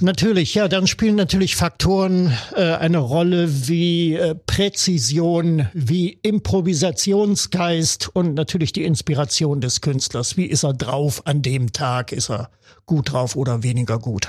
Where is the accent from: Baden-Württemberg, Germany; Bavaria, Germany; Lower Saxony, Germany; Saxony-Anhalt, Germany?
Saxony-Anhalt, Germany; Wernigerode; in meiner Heimatstadt Wernigerode im Harz